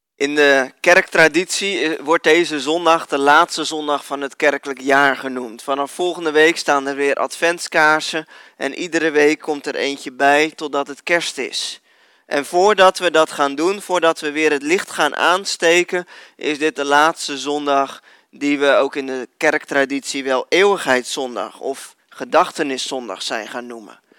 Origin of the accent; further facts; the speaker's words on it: Netherlands; als Nederlanders